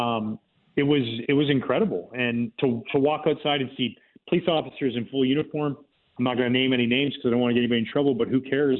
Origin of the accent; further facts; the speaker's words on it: Gibsons, British Columbia, Canada; moved away; I grew up in a little town outside of Vancouver called Gibson's, uh, the Sunshine Coast